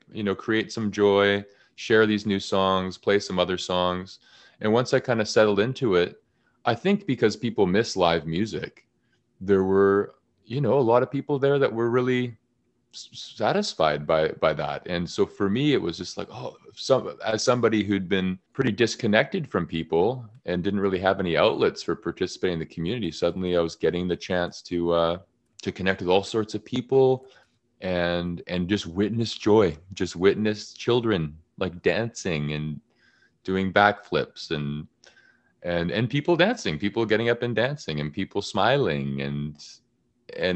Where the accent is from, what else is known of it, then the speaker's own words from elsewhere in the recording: Canada; I'm very Canadian